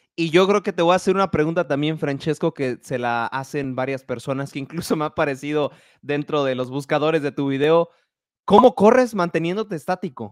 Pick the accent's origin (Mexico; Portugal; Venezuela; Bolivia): Mexico; estoy hablando en México, donde soy, yo